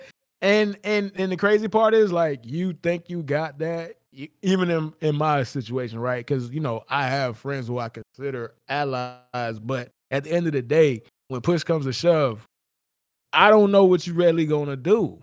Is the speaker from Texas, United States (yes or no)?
no; South Florida, United States; I'm from South Florida